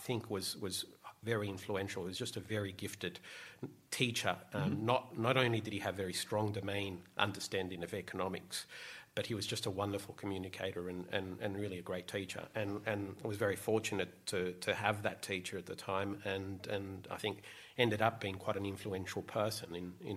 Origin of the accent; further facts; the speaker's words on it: Sydney, New South Wales, Australia; So I grew up in Bondi Beach